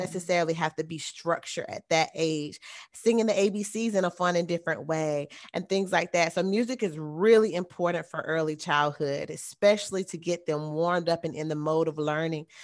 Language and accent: English; the South, United States; I am from the South, it is very hot down here.